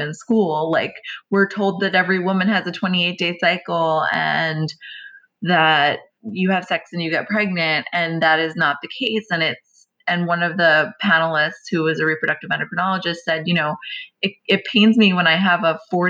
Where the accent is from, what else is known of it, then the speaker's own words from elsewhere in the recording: New York, United States; I'm Italian from New York